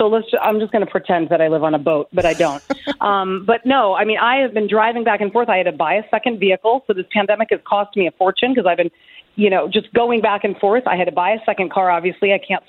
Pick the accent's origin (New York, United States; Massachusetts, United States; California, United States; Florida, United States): New York, United States; New York City; I'm a New Yorker through and through, and my heart lies in New York City.